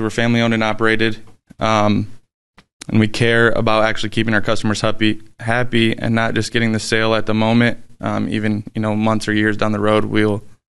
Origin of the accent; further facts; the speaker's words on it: Niles, Michigan, United States; Niles, Michigan.